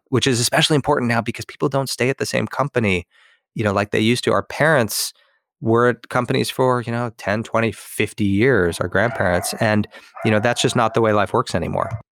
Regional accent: Los Angeles, California, United States; moved away as an adult; also born or lived in Seattle; move back to L

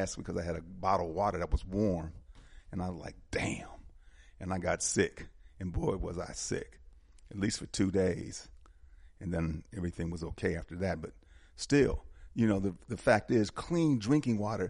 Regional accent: Milwaukee, Wisconsin, United States; moved away as an adult; now in Atlanta, United States; Wisconsin, Milwaukee particularly, I'm from Milwaukee, we had some really clean drinking water as I grew up as a child

